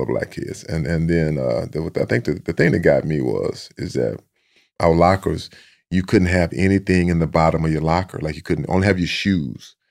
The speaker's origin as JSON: {"language": "English", "town": "Sealy", "region": "Texas", "country": "United States", "tie": "born or raised there", "said": "a lot of Aggies in my hometown of Seeley"}